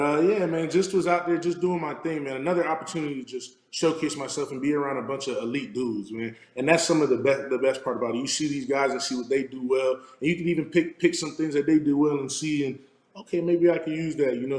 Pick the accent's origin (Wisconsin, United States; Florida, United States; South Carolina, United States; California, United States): Florida, United States; South; moved away as an adult; also born or lived in Arizona; I'm, I'm from South Florida